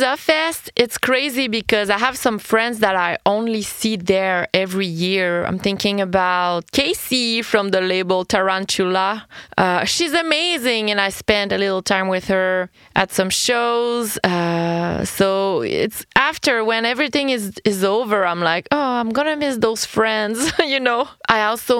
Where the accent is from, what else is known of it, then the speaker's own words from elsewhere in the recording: Quebec, Canada; I'm Quebecoise. I'm French Canadian